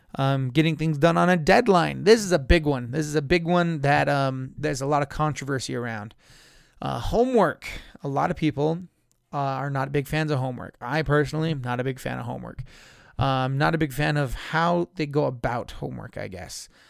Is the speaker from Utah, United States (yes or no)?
yes; San Juan County, Utah, United States; now in Tooele County, United States; I grew up in San Juan County, where we just had a set, same seven classes every single day.